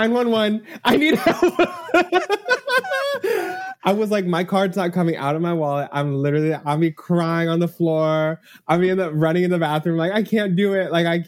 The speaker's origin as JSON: {"language": "English", "region": "Texas", "country": "United States", "tie": "born or raised there", "moved": "yes", "lives_now": "New York, United States", "said": "I grew up in Texas with Whataburger."}